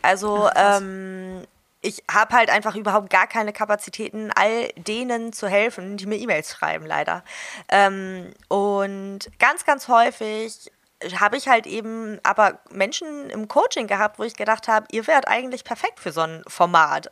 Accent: Hamburg, Germany; ich komme aus Hamburg

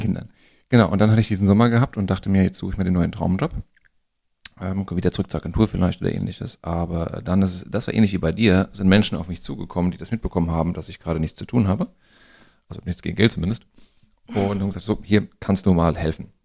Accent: Frankfurt area, Hesse, Germany; wir sind ja hier am Frankfurter Raum groß geworden und von daher so ein bisschen Lokalpatriotismus

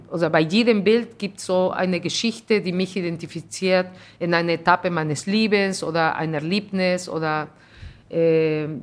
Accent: Peru; now in Germany; Ich bin Peruanerin, aber ich bin Deutsche und ich bin alles.

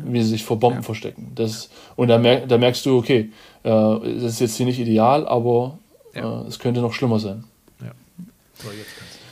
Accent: Germany

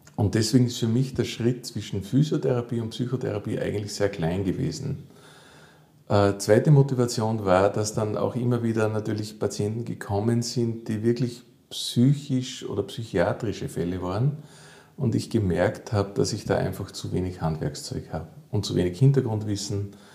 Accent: Salzburg, Austria; also born or lived in Vienna; ich komme aus Salzburg, ich bin hier geboren und auch aufgewachsen

